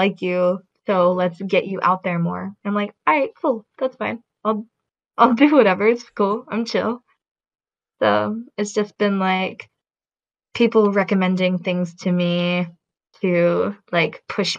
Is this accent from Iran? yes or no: no; United States; moved away as an adult; also born or lived in Oregon; now in South Korea; So I'm from America. Back in 2018, I moved from the United States to South Korea, where I've been living ever since.